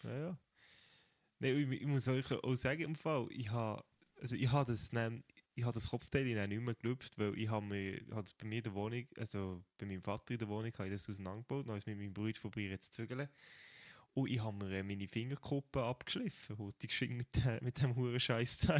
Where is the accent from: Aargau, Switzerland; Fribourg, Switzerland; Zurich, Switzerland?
Fribourg, Switzerland; moved away as an adult; now in Bern, Switzerland; Ich bin ja eigentlich Freiburger, ich komme aus Freiburg